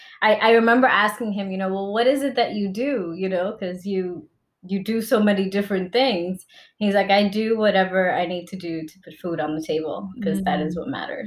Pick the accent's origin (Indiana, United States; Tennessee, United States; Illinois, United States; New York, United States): New York, United States; also born or lived in Dominican Republic; I identify as Dominican and I guess also a New Yorker because I came to New York when I was 2 years old.